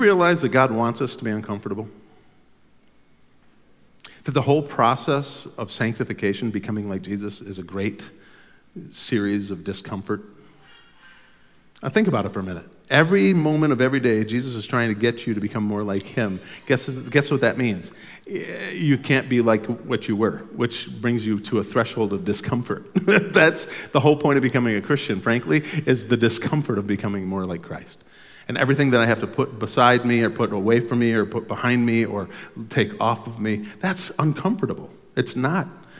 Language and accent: English; United States; as an American in Sweden